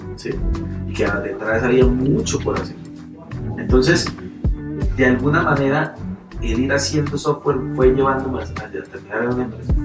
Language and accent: Spanish; Colombia